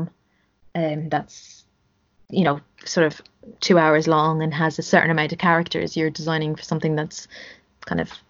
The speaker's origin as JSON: {"language": "English", "country": "Ireland", "tie": "born or raised there", "said": "Growing up in Ireland"}